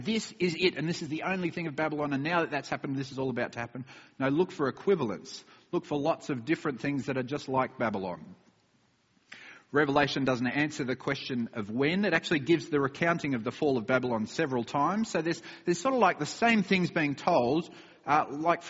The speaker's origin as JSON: {"language": "English", "country": "Australia", "moved": "yes", "said": "my home country of Australia"}